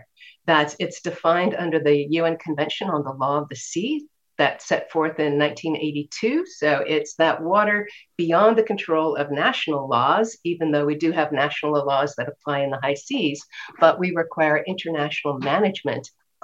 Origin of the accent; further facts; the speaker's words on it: California, United States; I grew up in California, loved the waves, the beach, the ocean